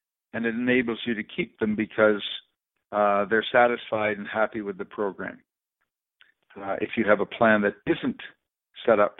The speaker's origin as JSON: {"language": "English", "country": "Canada", "said": "As Canadians"}